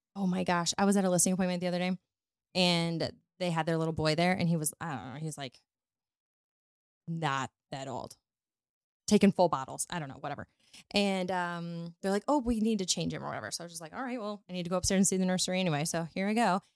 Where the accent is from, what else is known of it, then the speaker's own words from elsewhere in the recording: Northwest Missouri, United States; moved away as an adult; also born or lived in Dallas / New Orleans / Florida; now in St. Louis, United States; I'm from Northwest Missouri. I grew up on a farm